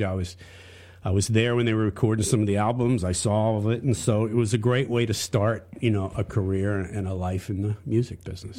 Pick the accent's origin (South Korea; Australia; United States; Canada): United States; Charlotte, North Carolina; I grew up in Charlotte, North Carolina, but I, I went to school away from there